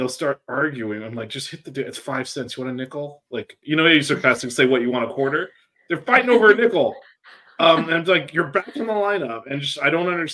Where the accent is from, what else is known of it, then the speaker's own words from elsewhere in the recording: Florida, United States; also born or lived in Washington, D.C.; I'm from Florida